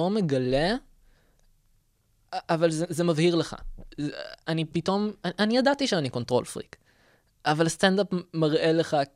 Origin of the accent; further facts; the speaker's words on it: Rosh HaAyin, Central District, Israel; גדלתי בראש העין.